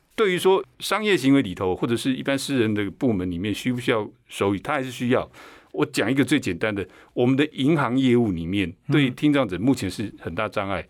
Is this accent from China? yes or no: no; Taiwan; first language Chinese; 所以美国手语的吃 eat 跟我们台湾手语的吃是一样的。